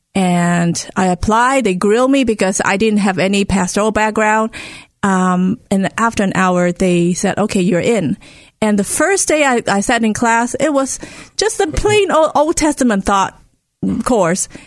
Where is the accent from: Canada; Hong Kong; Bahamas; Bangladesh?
Hong Kong; moved away; Where I grew up in Hong Kong, it is very interest, it is a very diverse city